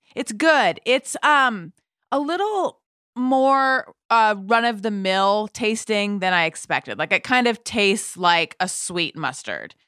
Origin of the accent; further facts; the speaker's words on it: California, United States; also born or lived in New York; I grew up in California. I lived in New York for about, uh, ten years, and then I came back to California